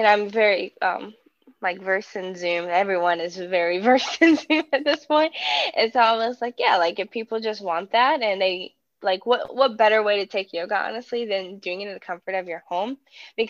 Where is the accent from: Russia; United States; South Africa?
United States; Danville, Virginia; I am from Danville, Virginia. It's a very small southwest rural town, like right on the border of North Carolina. I grew up with my family